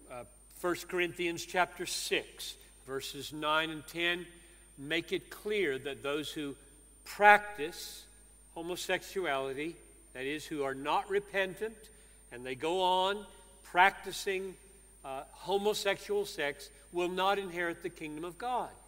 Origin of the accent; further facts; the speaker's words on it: United States; I was born and grew up in The United States